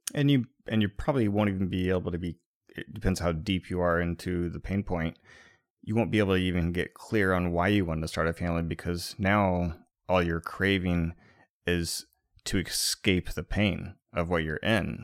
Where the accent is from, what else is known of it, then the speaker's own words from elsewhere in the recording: Midwest, United States; growing up in the Midwest